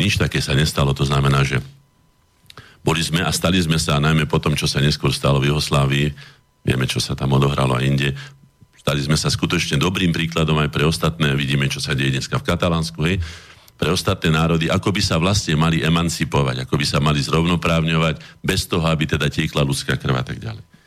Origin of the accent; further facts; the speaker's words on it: Slovakia; also born or lived in Bratislava (Štrkovec); sme my Slováci